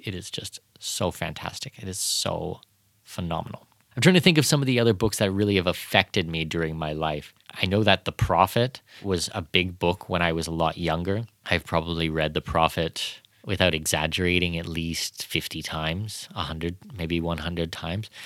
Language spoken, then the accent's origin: English; Canada; moved away; growing up in Canada